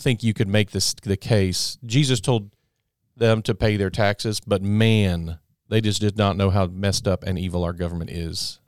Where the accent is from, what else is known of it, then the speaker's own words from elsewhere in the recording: United States; as an American